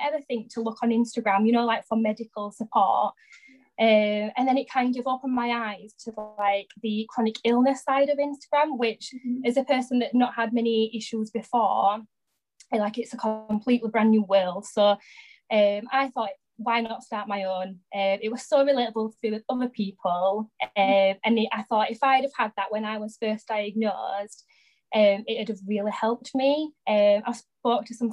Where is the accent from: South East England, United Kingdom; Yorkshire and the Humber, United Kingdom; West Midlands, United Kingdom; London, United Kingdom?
Yorkshire and the Humber, United Kingdom; Barnsley; I'm from Barnsley in South Yorkshire, hence the accent.